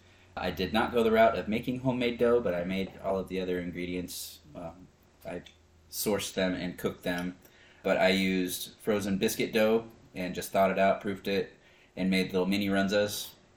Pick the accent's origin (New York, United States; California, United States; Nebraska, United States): Nebraska, United States; Crete; moved away; growing up in Crete, Nebraska